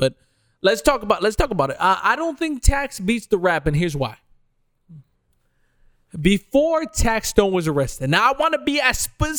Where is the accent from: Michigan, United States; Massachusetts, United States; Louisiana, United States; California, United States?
Michigan, United States; Detroit; I grew up on Detroit Southwest Side, which is a dangerous.